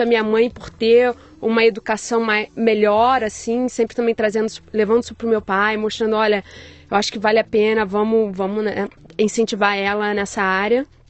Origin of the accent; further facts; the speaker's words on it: Rio de Janeiro, Brazil; moved away as an adult; also born or lived in London, United Kingdom; now in New York, United States; eu nasci no Rio de Janeiro é. e há 15 anos eu moro fora do Brasil